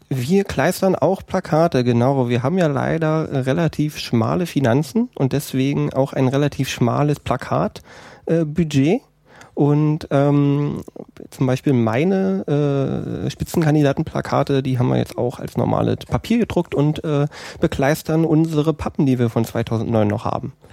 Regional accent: Altenhof, Brandenburg, Germany; now in Eberswalde, Germany; in der Nähe aus dem Dorf komme ich. Altenhof

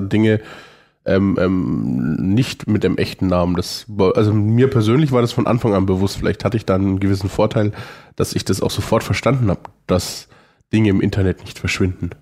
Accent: Franconia, Germany; Bin Franke

